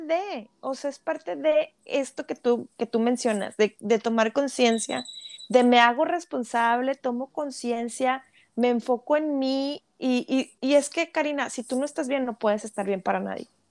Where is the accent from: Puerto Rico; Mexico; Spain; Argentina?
Mexico; Monterrey, Nuevo León; hablando de Monterrey, que somos regias